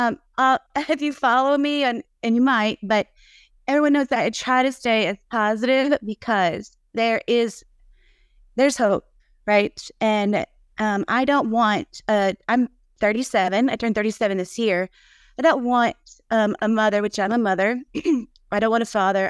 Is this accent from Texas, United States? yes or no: no; Nashville, Tennessee, United States; now in Munford, United States; I'm from Nashville, but I live in a s, small town, And now, and I'm the only one in a small little town here in Munford, Tennessee